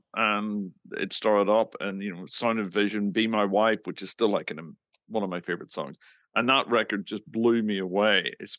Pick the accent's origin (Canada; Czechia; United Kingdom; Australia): United Kingdom; Northern Ireland; moved away; I grew up in the middle of nowhere in Northern Ireland.